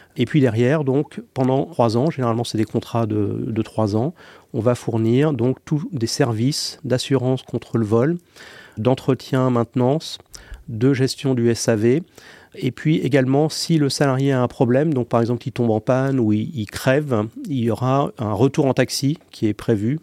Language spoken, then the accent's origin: French; Paris, Île-de-France, France; je suis parisien